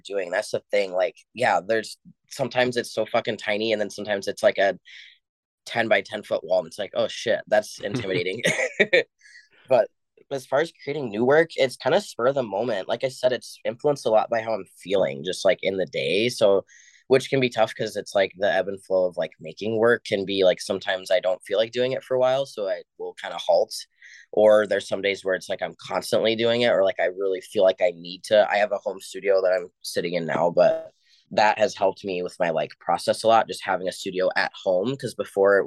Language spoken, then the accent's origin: English; Sacramento, California, United States; moved away as an adult; also born or lived in West Coast; now in La Crosse, United States; I was born in Sacramento, California